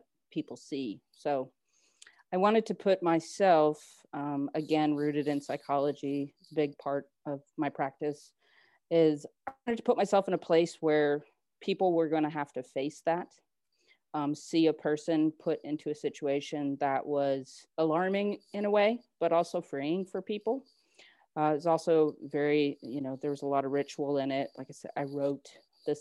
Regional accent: New Hampshire, United States; also born or lived in San Antonio, Texas; now in Dallas, United States; I'm from New Hampshire

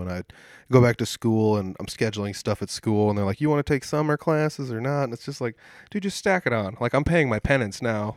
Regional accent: Humboldt, Iowa, United States; I'm from Humboldt

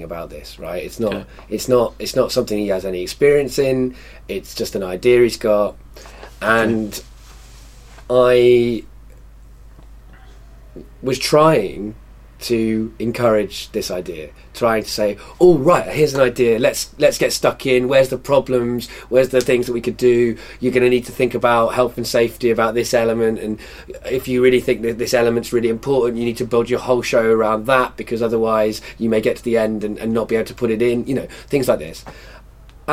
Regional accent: Wales, United Kingdom; born or raised there; also born or lived in England

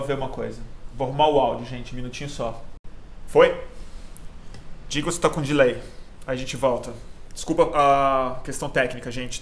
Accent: Brazil; como brasileiro viciado em mídia estrangeira

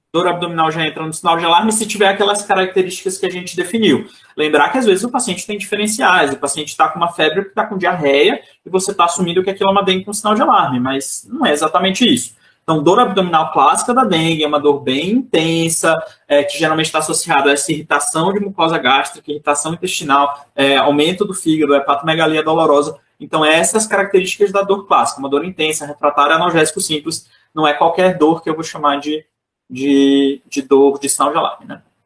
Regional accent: Teresina, Piauí, Brazil; a minha cidade lá no Nordeste, que eu sou de Teresina, no Piauí

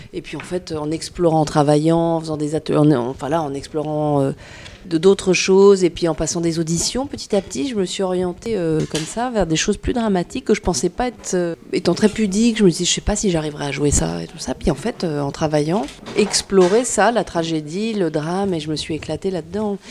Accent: Tours, Centre-Val de Loire, France; moved away; Moi je suis originaire de Tours, j'ai passé une grande partie de mon enfance ici

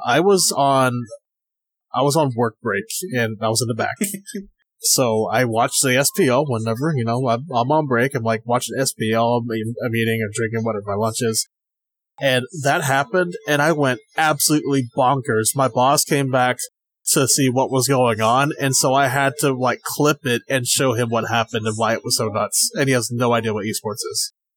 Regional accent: South Carolina, United States; moved away as an adult; also born or lived in Virginia; I lived in Virginia for um six years. I'm originally from South Carolina, and I'm back here now.

